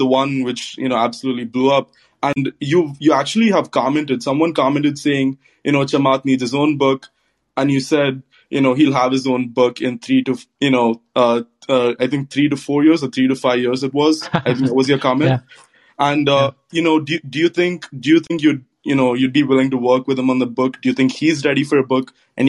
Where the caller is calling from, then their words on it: West Lafayette, Indiana, United States; So I'm calling in from Purdue, actually.